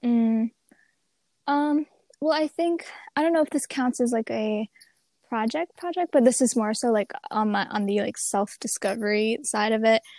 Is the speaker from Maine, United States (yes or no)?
yes; Maine, United States; I'm from Maine originally. I'm here right now in Scarborough, Maine.